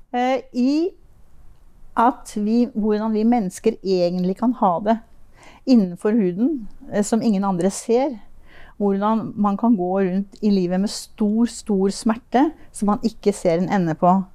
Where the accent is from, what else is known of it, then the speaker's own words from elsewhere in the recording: Finnmark, Norway; also born or lived in Tønsberg / Oslo / Lillehammer; now in Moss, Norway; Jeg er faktisk født i Tønsberg. Ja. Og jeg har bodd en viktig del av mitt liv, barndommen, i Finnmark.